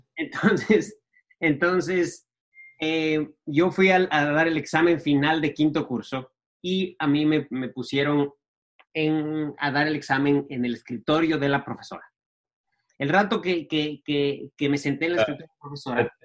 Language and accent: Spanish; Ecuador; soy un em, ecuatoriano de 40 años. Em, eh, nací, en, Ecuador y estudié en, un colegio ah, americano